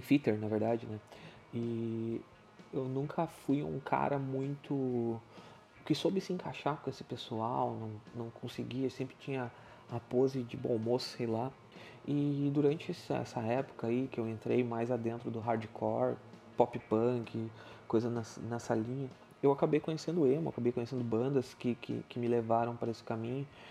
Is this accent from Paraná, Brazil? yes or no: no; Sapucaia do Sul, Rio Grande do Sul, Brazil; eu sou natural de Sapucaia do Sul, no Rio Grande do Sul